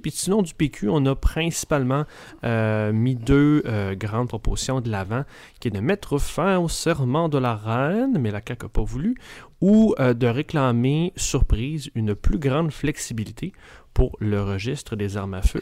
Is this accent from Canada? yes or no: yes; Quebec City, Quebec, Canada; moved away; Je viens de Québec, mais ça fait longtemps que je suis plus là